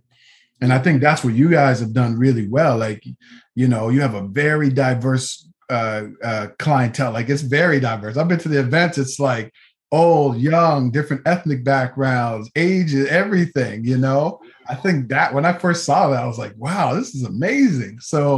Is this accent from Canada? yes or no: yes; Nova Scotia, Canada; growing up in Nova Scotia, Canada